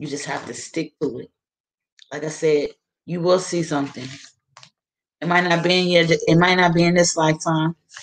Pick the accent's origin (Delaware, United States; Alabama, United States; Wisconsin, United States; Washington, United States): Delaware, United States; Wilmington; my hometown of Wilmington, Delaware